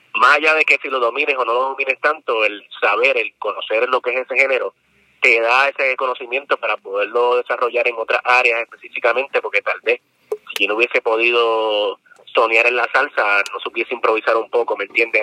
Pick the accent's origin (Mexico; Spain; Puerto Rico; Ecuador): Puerto Rico; San Juan; yo soy de Lloren Torres, residencial público